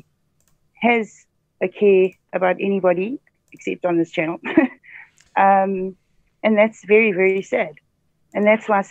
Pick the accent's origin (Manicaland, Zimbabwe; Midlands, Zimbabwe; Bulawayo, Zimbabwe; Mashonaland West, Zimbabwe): Midlands, Zimbabwe; Mvuma; I grew up in Mvuma, which is on the way to Inkledorn to Salisbury, Harare